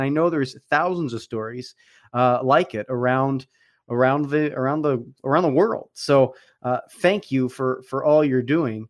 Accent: Paoli, Pennsylvania, United States; I grew up in the Philadelphia area as well

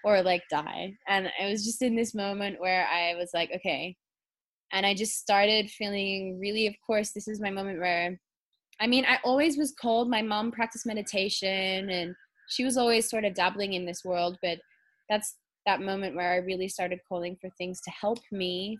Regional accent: Perth, Western Australia, Australia; I was born in Australia, in Western Australia, the same place as you in Perth

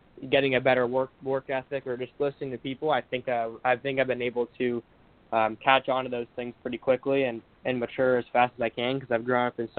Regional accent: Bay Area, California, United States; I'm from California. I'm from the Bay Area.

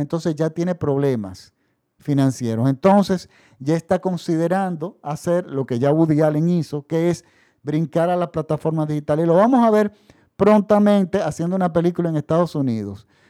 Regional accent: Dominican Republic; En mi país, por ejemplo, la República Dominicana

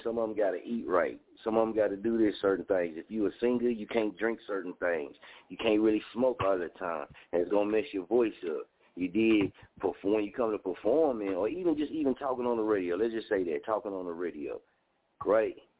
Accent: Muskogee, Oklahoma, United States; moved away; also born or lived in Las Vegas, Nevada; I'm from Muskogee, Oklahoma

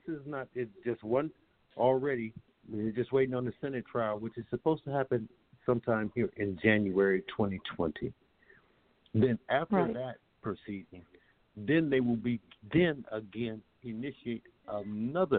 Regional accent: United States; I, as an American citizen

